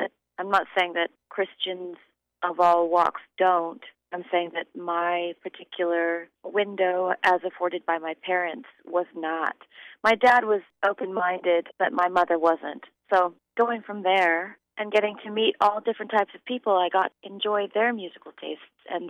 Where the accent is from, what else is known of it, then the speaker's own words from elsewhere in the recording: Sonoma County, Northern California, United States; I grew up in Northern California, Sonoma County, actually.